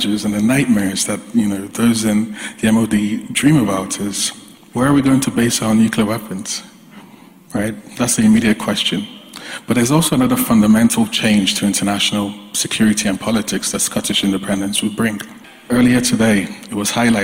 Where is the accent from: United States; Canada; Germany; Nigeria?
Nigeria; as a Nigerian myself, as someone who had grandparents that lived under essentially